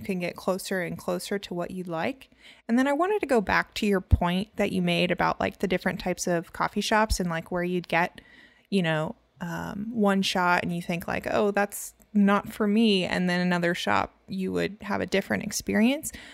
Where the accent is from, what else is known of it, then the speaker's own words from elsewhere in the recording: Louisiana, United States; I'm from Louisiana